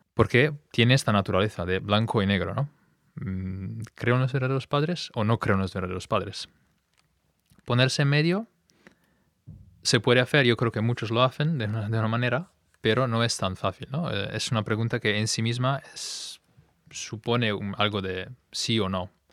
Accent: Milan, Lombardy, Italy; Spanish is a second language; moved away as an adult; now in Spain; soy italiano, de hecho em, digamos, nuevo español, porque me he mudado aquí con mi mujer hace unos meses. Y antes venía de, Italia, de Milán.

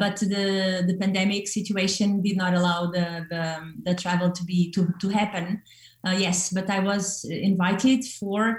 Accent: Porto, Norte, Portugal; I was born in Oporto, the second largest city of Portugal

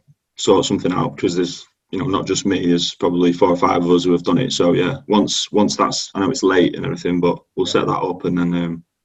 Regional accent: Manchester, North West England, United Kingdom; I was born in Manchester, and all my family from there.

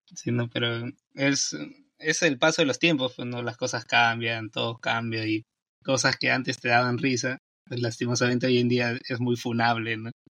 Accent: Peru; yo soy de Perú

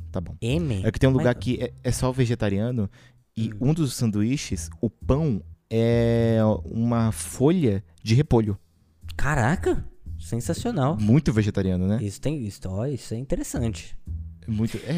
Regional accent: São Paulo, Brazil; Que somos de São Paulo, né?

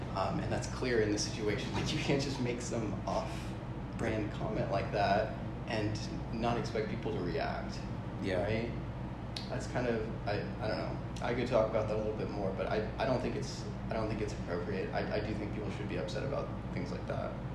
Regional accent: a town outside of Seattle, Washington, United States; moved away as an adult; also born or lived in Southern California; now in Austin, United States; I grew up, spent most of my life in a town outside of Seattle

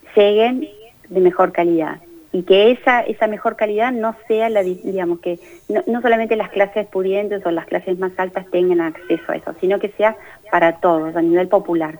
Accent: Argentina

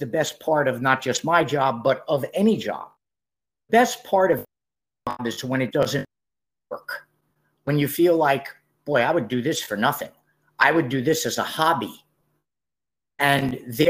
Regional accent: New York City, New York, United States; I grew up in New York City, and in New York City, basketball is the sport

